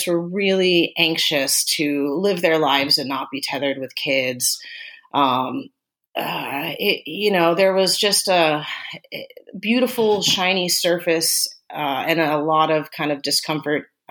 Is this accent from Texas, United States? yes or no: yes; Austin, Texas, United States; also born or lived in Germany; They got stationed in Austin, Texas, and that's where we were raised, was in Austin, Texas, from the time I was little on.